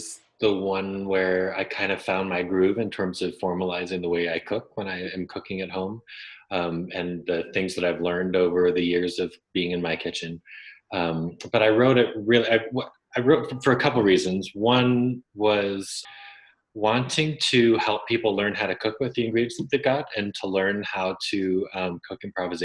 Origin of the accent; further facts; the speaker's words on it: Idaho, United States; I grew up in Idaho, in the 80s and early and through the 90s